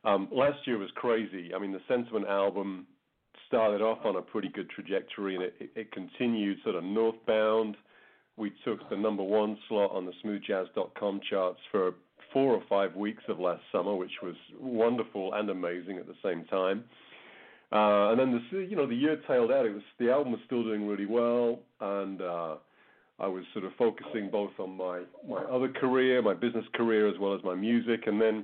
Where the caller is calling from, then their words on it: Calgary, Alberta, Canada; So I'm in Calgary in Alberta, which is, I guess, a couple of hours north of the U.S. border here in Canada.